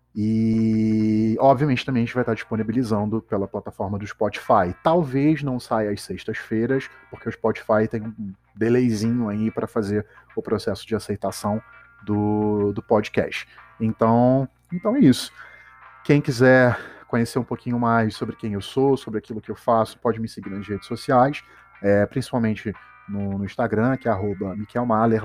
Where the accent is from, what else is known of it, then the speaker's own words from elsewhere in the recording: Petrópolis, Rio de Janeiro, Brazil; now in Rio de Janeiro, Brazil; Eu sou de Petrópolis, uma cidadezinha do interior